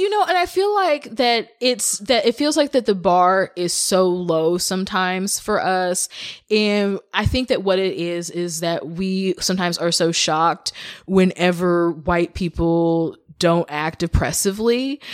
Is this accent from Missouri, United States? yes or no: yes; Kansas City, Missouri, United States; I grew up in Missouri. I grew up in the Kansas City area.